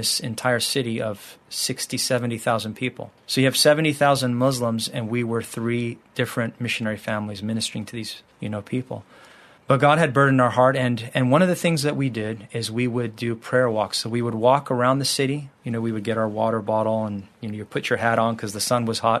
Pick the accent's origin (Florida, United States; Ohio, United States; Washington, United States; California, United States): California, United States; moved away as an adult; also born or lived in Morocco; we're from the United States, from California.